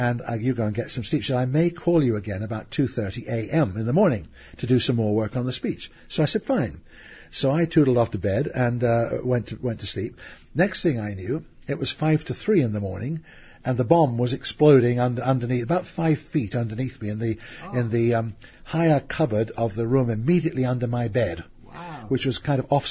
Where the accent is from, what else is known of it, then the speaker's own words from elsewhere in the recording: England, United Kingdom; I'm an Englishman